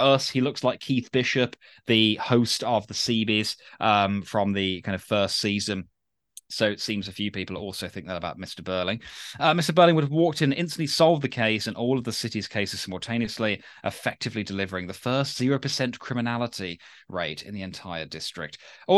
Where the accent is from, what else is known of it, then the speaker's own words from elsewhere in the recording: Puerto Rico; English is a second language; I am from Puerto Rico, a tiny Spanglish-speaking Caribbean island. There's a US Commonwealth territory.